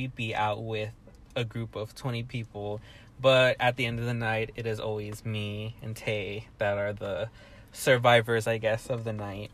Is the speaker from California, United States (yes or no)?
yes; Pasadena, California, United States; I am from Pasadena, California